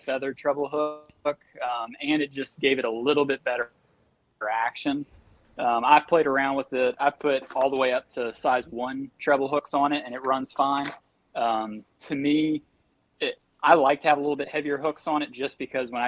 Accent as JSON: {"language": "English", "country": "United States", "said": "I'm from Hartwell."}